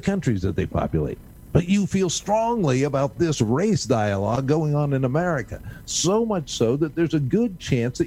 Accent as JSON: {"language": "English", "country": "United States", "said": "As an American"}